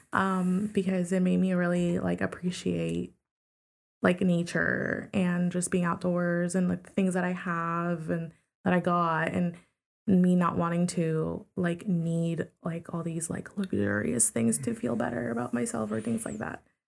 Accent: New York, United States; I grew up in New York 'cause I was born there

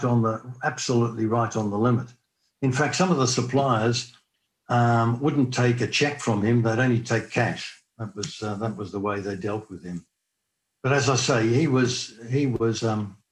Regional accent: Australia; moved away as an adult; being an Australian

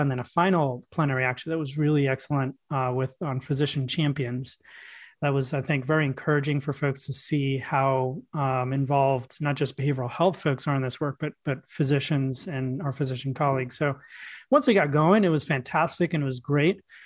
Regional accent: New York City, New York, United States; I grew up in New York City

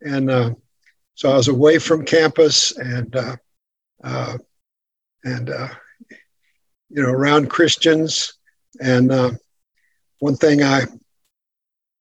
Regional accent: West Texas, United States; I grew up in Texas, in the western part of Texas, on a farm. So I'm a West Texas farm boy

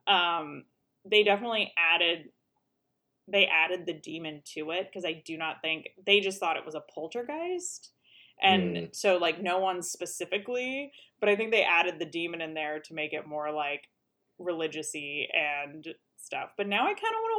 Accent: Hawaii, United States; I grew up in Hawaii

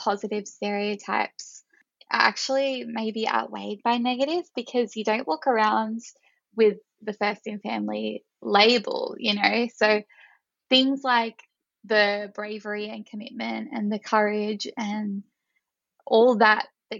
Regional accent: rural New South Wales, Australia; I'm from a rural country town in New South Wales

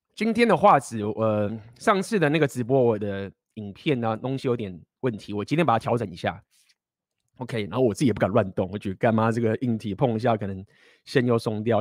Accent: Taiwan; accent: Taiwanese accent; 我来台湾腔

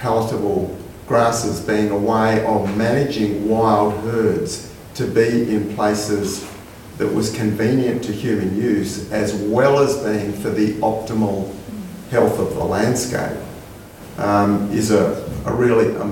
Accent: Western Australia, Australia; I grew up in Western Australia

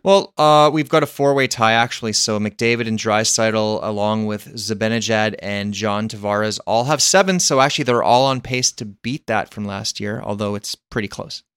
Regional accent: Canada; as a Canadian

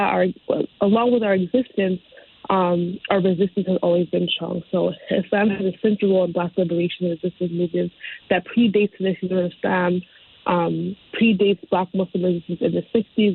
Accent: Connecticut, United States; So I was born and raised in Connecticut. I've always lived like kind of around the Hartford county area

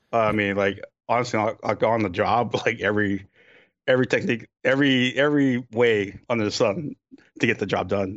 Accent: Hawaii, United States; moved away; I was born in Hawaii

